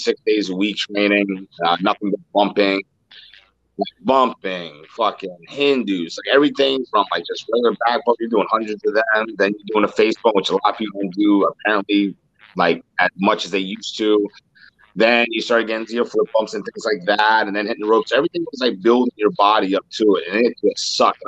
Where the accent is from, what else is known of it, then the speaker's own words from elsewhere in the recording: Philadelphia, Pennsylvania, United States; I grew up in Kensington